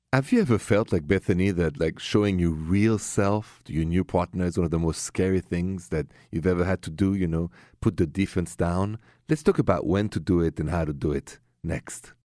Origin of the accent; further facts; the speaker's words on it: Paris, Île-de-France, France; moved away as an adult; also born or lived in Ohio; now in United States; So, as you know, and from my accent, I come from Paris, France